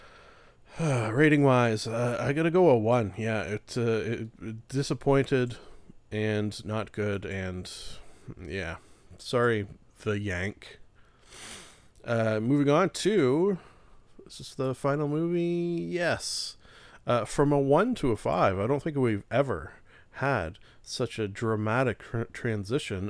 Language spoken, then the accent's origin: English; Canada; being Canadian